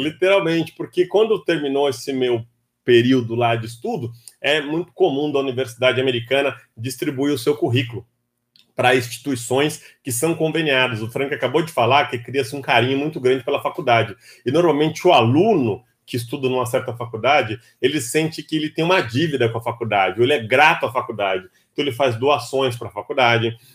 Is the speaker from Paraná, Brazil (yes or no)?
no; São Paulo, Brazil; sou paulistano da capital, de um local aí bastante popular, bastante conhecido, massificado, um bairro chamado Capão Redondo